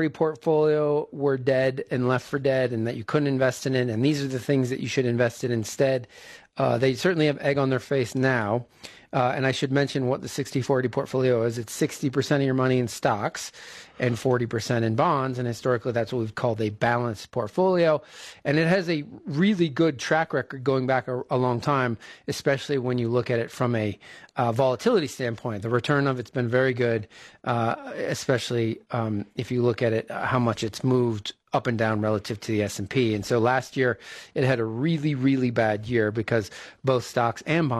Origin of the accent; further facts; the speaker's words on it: East Coast, United States; now in Bend, United States; I grew up on the East Coast, where when one flake of snow flies, an army of trucks comes out